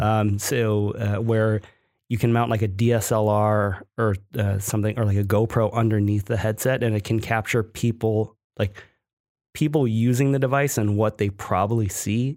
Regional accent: Ohio, United States; where I grew up in Ohio

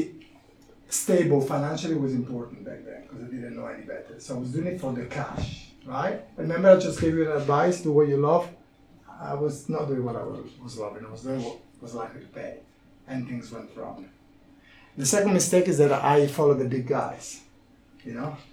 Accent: Italy; English is a second language; moved away as an adult; I landed to this country. I couldn't speak English. I was a marketing manager in Italy.

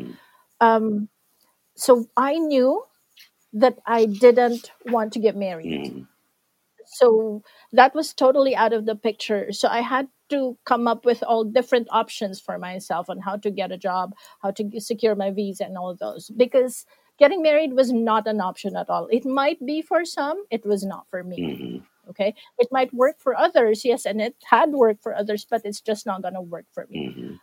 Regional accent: Philippines; I always proudly say I'm from the Philippines, and I say it with so much pride because I know what we can do as a country.

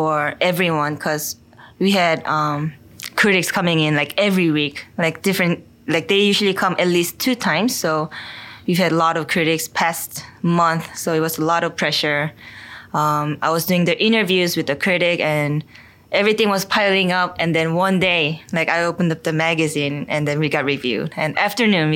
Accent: Seoul, South Korea; also born or lived in Korean countryside; now in New York City, United States; I was born in Seoul, Korea. I have one older sister who's 1 year older than me. We grew up in Seoul

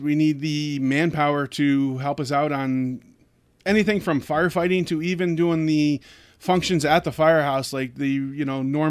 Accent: Honesdale, Pennsylvania, United States; I grew up in Honesdale all my life.

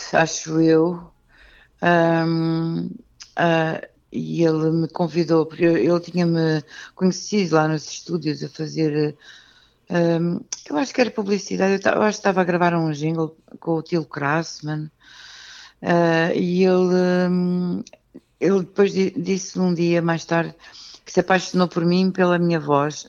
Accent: Lisbon, Portugal; nasci em Benfica

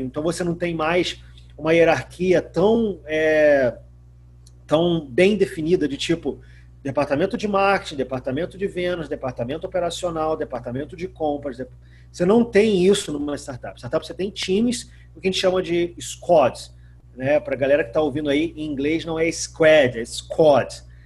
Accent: Macaé, Rio de Janeiro, Brazil; sou macaense

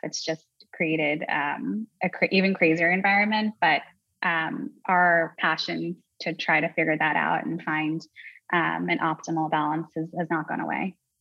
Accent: New York, United States; I'm from New York

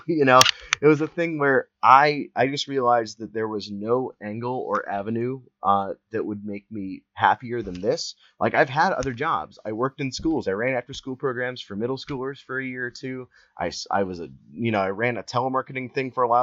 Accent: Columbus, Ohio, United States; I'm from Columbus, Ohio

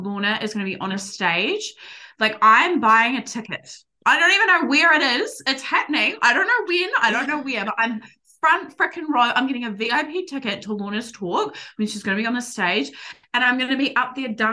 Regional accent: New Zealand; accent: Kiwi; I hear my Kiwi accent now

